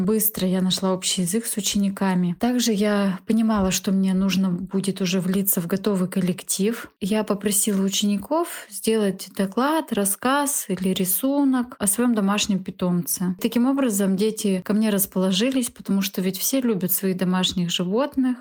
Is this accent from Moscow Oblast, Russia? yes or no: no; Saint Petersburg, Russia; Мне 33 года. Я из Санкт-Петербурга.